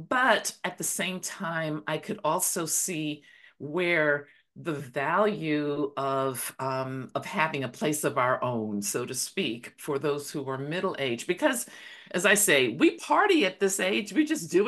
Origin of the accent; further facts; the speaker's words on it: Belize; now in Dallas, United States; I'm originally from Belize, by the way. That's where I really call my home.